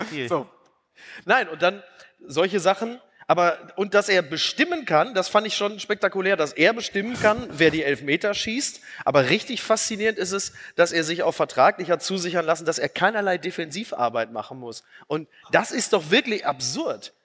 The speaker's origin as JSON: {"language": "German", "town": "Castrop-Rauxel", "region": "North Rhine-Westphalia", "country": "Germany", "said": "ich komme aus Kassel-Brauxel"}